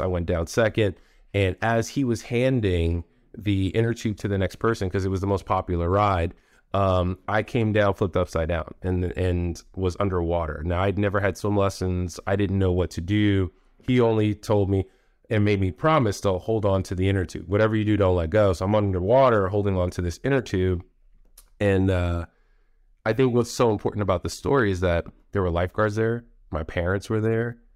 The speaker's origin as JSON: {"language": "English", "country": "United States", "tie": "born or raised there", "also_born_or_lived": "Raleigh, North Carolina", "moved": "yes", "said": "I grew up in New York, Jersey area."}